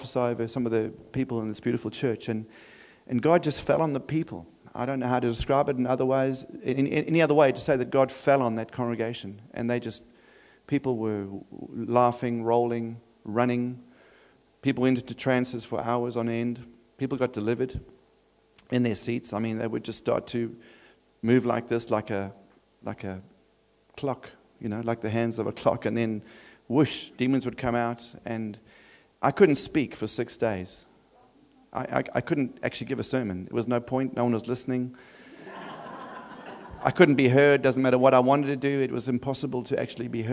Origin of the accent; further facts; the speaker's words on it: Durban, KwaZulu-Natal, South Africa; also born or lived in Adelaide; now in Sydney, Australia; I'm from Durban in South Africa.